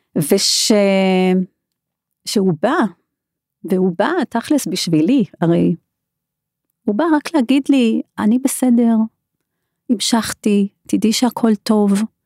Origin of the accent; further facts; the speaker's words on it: South Africa; moved away as an adult; now in Israel; אני דרום אפריקאית במקור, ואני למדתי שם רפואה